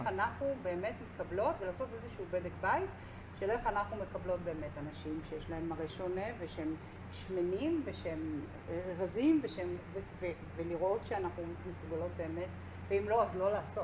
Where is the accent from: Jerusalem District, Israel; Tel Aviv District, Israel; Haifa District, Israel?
Tel Aviv District, Israel; Tel Aviv; אנחנו שתינו מתל אביב